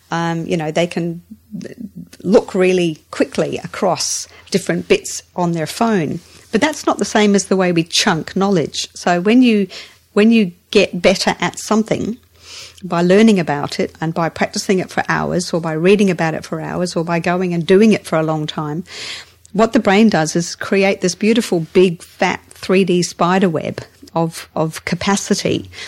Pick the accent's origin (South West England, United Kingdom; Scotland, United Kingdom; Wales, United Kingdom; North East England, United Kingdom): Scotland, United Kingdom; also born or lived in England; Scotland and England. So around Britain, mainly Scotland, but also high school here as well.